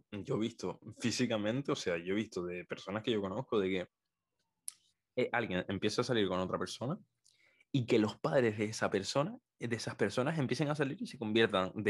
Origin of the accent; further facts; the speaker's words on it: Canary Islands, Spain; accent: Canarian; yo, yo, tengo un acento canario muy neutro, o sea, donde más se me nota son en la pronunciación de las Z y las c